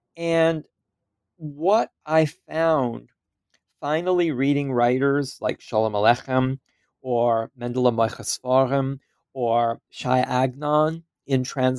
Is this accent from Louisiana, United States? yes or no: yes; Louisiana, United States; Well, the first line of my biography always reminds people that I come from Louisiana.